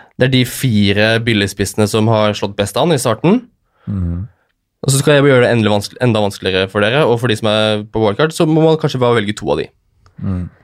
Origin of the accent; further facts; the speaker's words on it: Lørenskog, Akershus, Norway; hjemme på Lørenskog